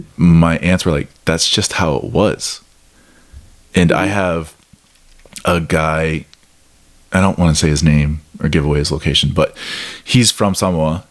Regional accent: Midwest, United States; I grew up in the Midwest

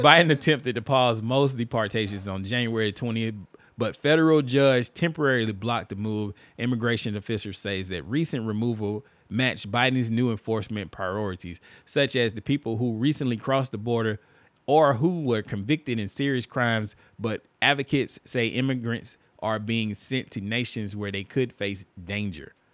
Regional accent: United States; as an American

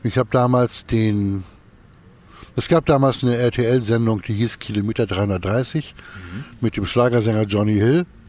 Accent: Kiel, Schleswig-Holstein, Germany; Ich bin 65 hier in Kiel geboren und Kiel ist meine Heimat

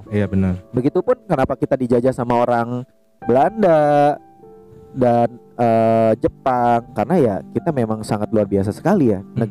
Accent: West Java, Indonesia; keren ya maksudnya gue sebagai orang Sunda gitu terlahir sebagai orang Sunda kayak keren aja gitu

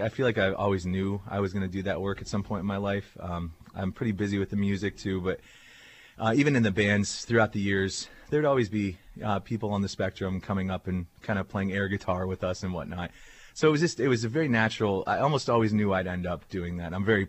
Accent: Erie, Pennsylvania, United States; Yeah, I grew up in Erie. Went to Harbor Creek High School, so I've been here my whole life.

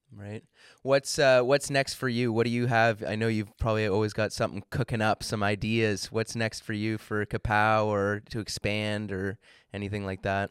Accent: Ontario, Canada; I'm from Ontario

